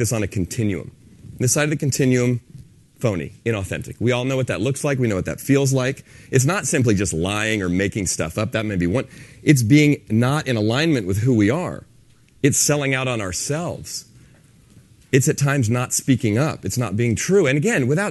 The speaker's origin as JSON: {"language": "English", "town": "San Francisco", "region": "California", "country": "United States", "said": "I'm from San Francisco"}